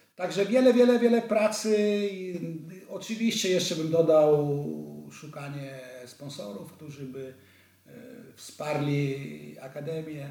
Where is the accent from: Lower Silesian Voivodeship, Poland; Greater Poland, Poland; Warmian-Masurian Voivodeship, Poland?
Lower Silesian Voivodeship, Poland; Wrocław; moved away as an adult; also born or lived in Vienna, Austria / Bregenz, Austria; ja jestem wrocławianinem, tu się, tu się urodziłem na Uniwersyteckiej, bardzo blisko ratusza